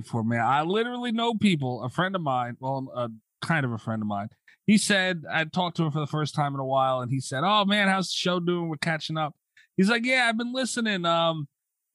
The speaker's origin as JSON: {"language": "English", "region": "New York", "country": "United States", "also_born_or_lived": "Long Island", "said": "I'm from New York. I live on Long Island"}